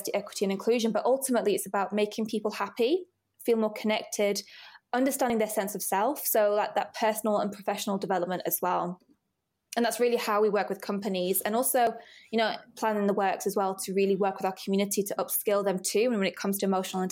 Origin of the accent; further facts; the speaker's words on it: Rochdale, North West England, United Kingdom; moved away as an adult; also born or lived in Oldham; now in London, United Kingdom; I was born in Oldham, but yeah, I grew up in Rochdale